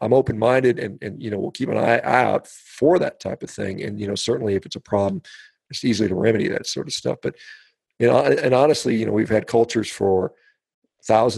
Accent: United States; as an American

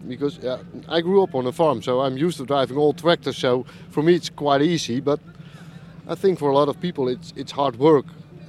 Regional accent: northern Netherlands, Netherlands; From the north of Holland.

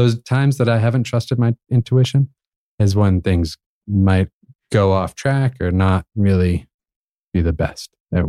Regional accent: New England, United States; also born or lived in Austin, Texas; I grew up in New England and Maine barbecues and lived in Austin, Texas, I get all those other flavors.

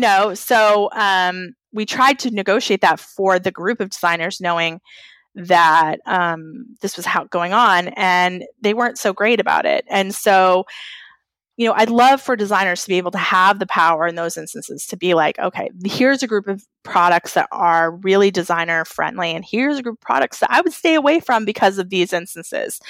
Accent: New England, United States; I'm from New England.

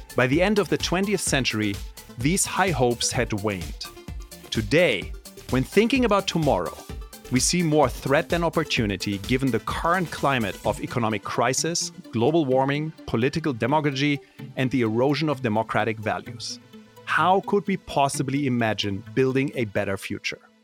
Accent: Germany; first language German; English is a second language; moved away as an adult; now in United States; I grew up in Germany

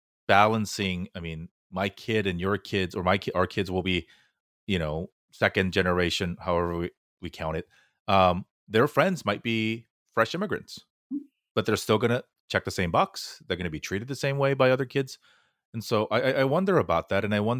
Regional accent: United States; a lot of my perspective is because I'm Asian American, because I am Korean. And so it's hard to want to be pigeonholed as just a Korean American anything.

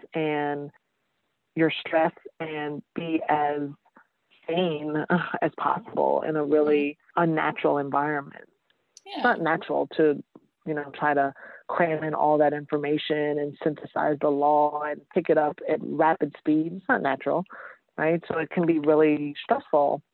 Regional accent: New York City, New York, United States; moved away; also born or lived in Georgia / Massachusetts / Washington, D.C.; I'm originally from New York, East Elmhurst

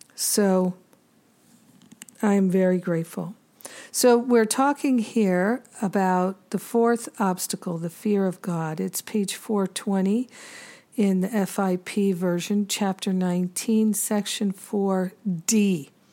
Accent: Rhode Island, United States; moved away as an adult; also born or lived in Boston / Maine / New York City / Los Angeles; I grew up in Rhode Island.

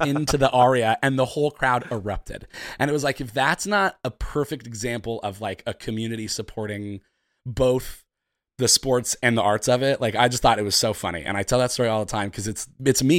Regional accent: San Francisco, California, United States; moved away as an adult; now in New York, United States; I'm from San Francisco. Um, I've lived in New York for about

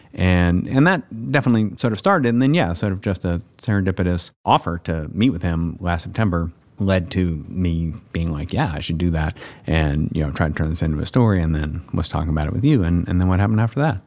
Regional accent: the South, United States; I'm from the South.

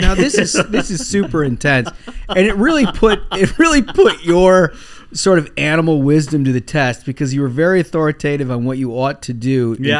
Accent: Minnesota, United States; moved away; we are doing a live Minnesota event. We're going back to my hometown.

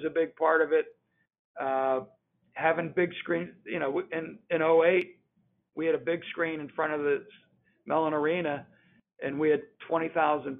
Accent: Pittsburgh, Pennsylvania, United States; I grew up in Pittsburgh

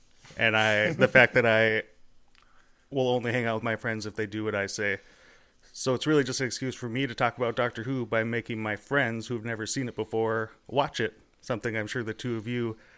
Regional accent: North Dakota, United States; I'm from North Dakota in the United States.

